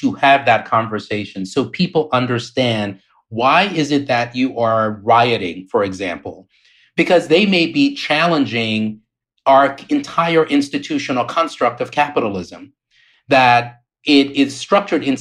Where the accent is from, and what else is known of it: Liberia; born or raised there; moved away; also born or lived in Maryland, United States / New York